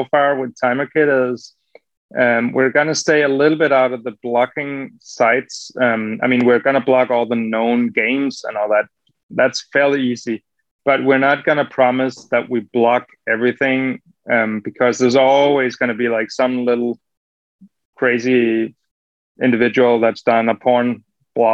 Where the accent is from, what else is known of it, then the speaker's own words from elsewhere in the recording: Denmark; growing up in Denmark, you know, you could buy, as a kid, you could buy alcohol anywhere